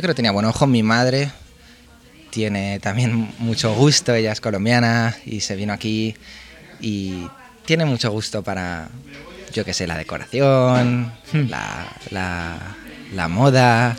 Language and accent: Spanish; Barcelona, Catalonia, Spain; also born or lived in Pamplona; soy de Barcelona